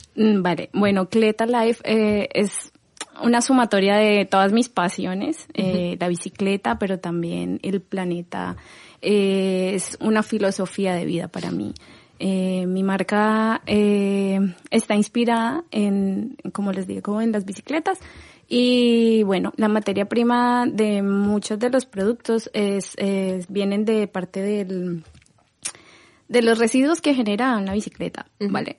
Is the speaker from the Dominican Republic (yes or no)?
no; Colombia; moved away as an adult; also born or lived in Madrid, Spain; now in Barcelona, Spain; soy colombiana enamorada de Barcelona también, eh, adoptada por Barcelona hace tres años, antes viví en Madrid